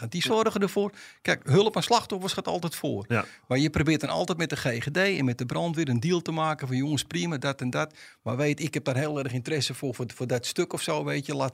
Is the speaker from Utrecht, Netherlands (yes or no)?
no; Amsterdam, North Holland, Netherlands; En moet je voorstellen, als Amsterdammer loop je altijd alleen